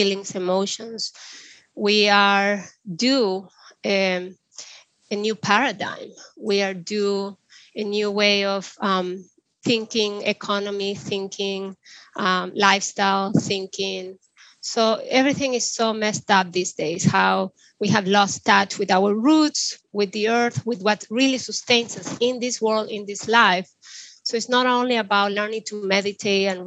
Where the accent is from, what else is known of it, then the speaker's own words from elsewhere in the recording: Chile; I grew up in the Andes of Chile